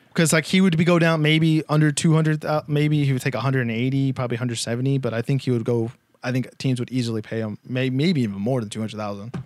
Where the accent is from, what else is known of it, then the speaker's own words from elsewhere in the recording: United States; We're two American boys